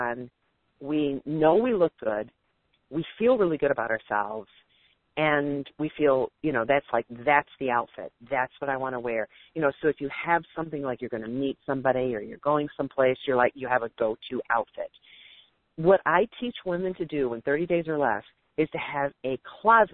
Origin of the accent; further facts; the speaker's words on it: Detroit, Michigan, United States; now in Dallas, United States; I'm from the Detroit area. I live just north of Detroit. I grew up there. I'm in Dallas now